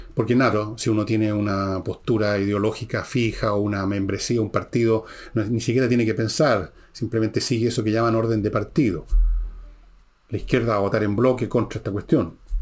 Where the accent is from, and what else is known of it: Chile